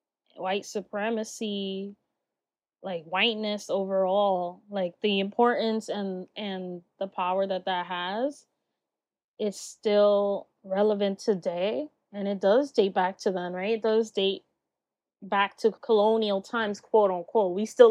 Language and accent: English; New York, United States; And here growing up in New York, you know, Latinas, like you just mentioned, it was like the …'s, we had the …'s, the …'s, and none of them were Black, you know?